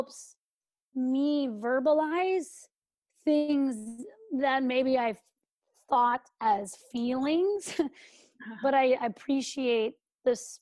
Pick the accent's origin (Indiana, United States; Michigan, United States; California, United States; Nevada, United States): California, United States; I'm from California, where houses fell down